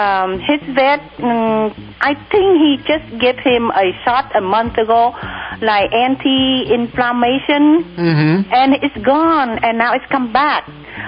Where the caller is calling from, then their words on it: Santa Barbara, California, United States; I'm calling from Santa Barbara.